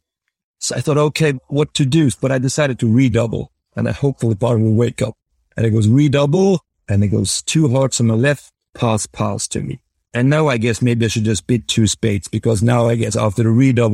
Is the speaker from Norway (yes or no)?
yes; Norway; growing up in Norway, I really thought that bridge was a fair game.